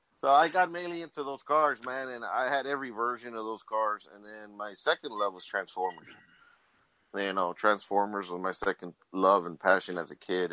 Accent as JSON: {"language": "English", "town": "Laredo", "region": "Texas", "country": "United States", "tie": "born or raised there", "said": "Born and raised in Laredo my whole life, dude. This is my hometown"}